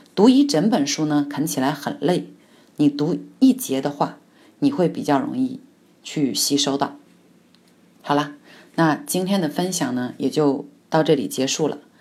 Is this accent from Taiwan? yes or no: no; China; 我们中国人